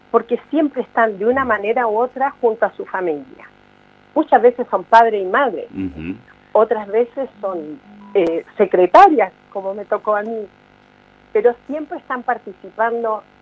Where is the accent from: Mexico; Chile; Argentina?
Chile; Santiago, Santiago Metropolitan Region; moved away as an adult; cuando me vine de Santiago de Chile, que dejé mi familia, mis amigos, mi carrera, dejé todo, ¿verdad?